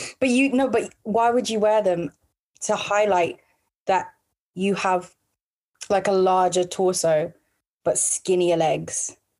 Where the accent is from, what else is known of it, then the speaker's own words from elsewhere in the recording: London, United Kingdom; now in Milton Keynes, United Kingdom; I'm from South London